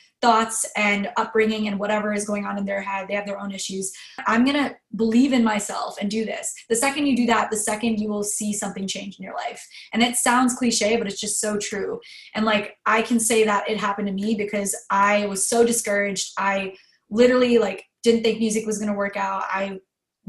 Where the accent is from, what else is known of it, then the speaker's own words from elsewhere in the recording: United States; who I grew up to be in America